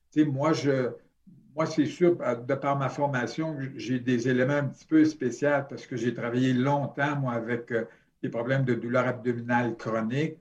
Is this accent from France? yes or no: no; Sherbrooke, Quebec, Canada; je suis de Sherbrooke à la base